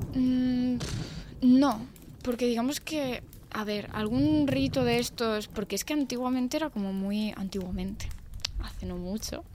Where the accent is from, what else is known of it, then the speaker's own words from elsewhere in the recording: Extremadura, Spain; mi pueblo, Extremadura, en Extremadura